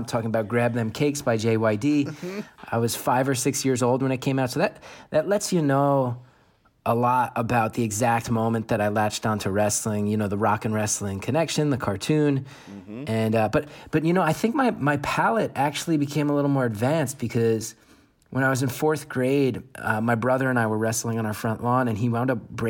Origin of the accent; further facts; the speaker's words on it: New Jersey, United States; I grew up in New Jersey, so you know the Northeast. We were always on the New York cable system.